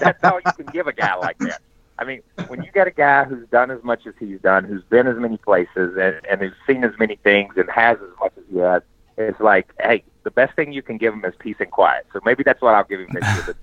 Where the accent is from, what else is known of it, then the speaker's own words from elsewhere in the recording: Southeast, United States; I grew up in the Southeast